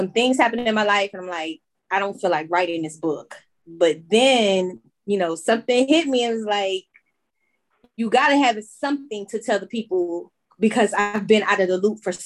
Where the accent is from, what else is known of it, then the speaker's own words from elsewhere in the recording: Chester, Pennsylvania, United States; now in Charlotte, United States; I am originally from Chester, Pennsylvania, right outside of Philadelphia. But I am now residing in Charlotte, North Carolina.